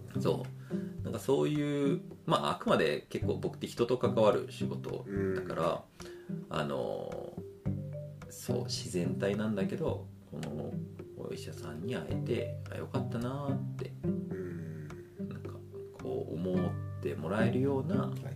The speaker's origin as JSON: {"language": "Japanese", "town": "Nisshin", "region": "Aichi", "country": "Japan", "tie": "born or raised there", "said": "僕は愛知県のしがないちっちゃい日清市っていうところで生まれ育ってる"}